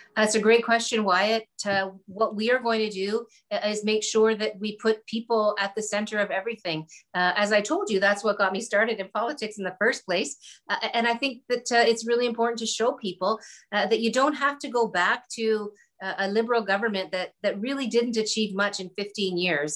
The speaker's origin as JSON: {"language": "English", "town": "Hamilton", "region": "Ontario", "country": "Canada", "tie": "born or raised there", "said": "I come from Hamilton, which is a, you know, it's a working class industrial type of city. Uh, we've now transitioned our economy to other things. But when I was growing up, there was um, you know, there was a lot of struggles"}